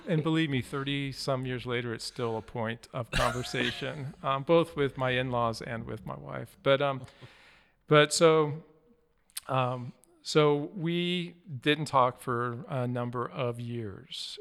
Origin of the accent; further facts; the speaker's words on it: Wyoming, United States; moved away; I grew up in Wyoming